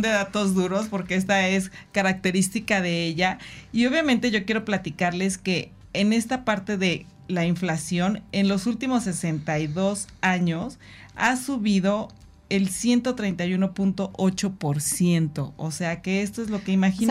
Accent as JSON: {"language": "Spanish", "country": "Mexico", "said": "como buenos mexicanos y amo ser mexicana"}